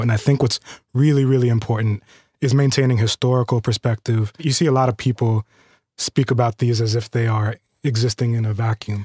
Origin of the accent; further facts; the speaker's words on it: California, United States; I'm a Californian